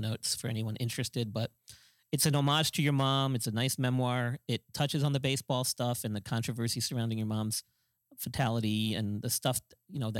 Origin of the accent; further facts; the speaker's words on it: New York, United States; I grew up in New York